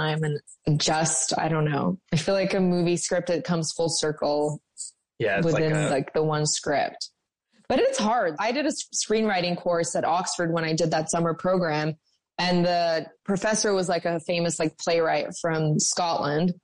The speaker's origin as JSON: {"language": "English", "country": "Australia", "tie": "born or raised there", "said": "when I was growing up in Australia"}